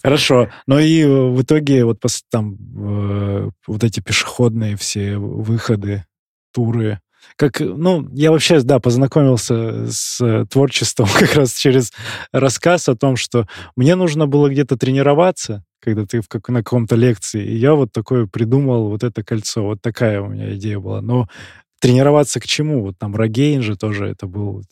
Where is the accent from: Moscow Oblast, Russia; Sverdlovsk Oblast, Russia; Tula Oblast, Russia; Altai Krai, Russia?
Altai Krai, Russia; Barnaul; я сам из Барнаула, и по Алтаю я тоже